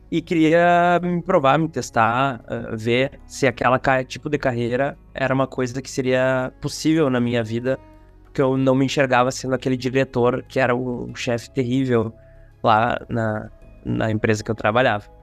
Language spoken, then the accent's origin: Portuguese; Rio Grande do Sul, Brazil; tenho 31 anos e vim do interior do Rio Grande do Sul da fronteira com a Argentina para a capital do estado.